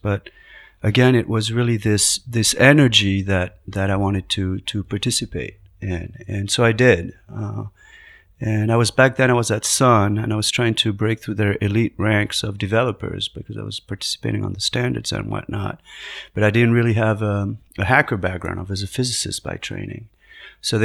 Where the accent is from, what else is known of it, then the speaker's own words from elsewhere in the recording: Paris, Île-de-France, France; moved away as an adult; also born or lived in Madrid, Spain; now in United States; I was born in Paris, France, half Spanish, half French, grew up in Madrid and Paris, did a PhD in physics, came to the United States in the early 90s to do work at MIT in physics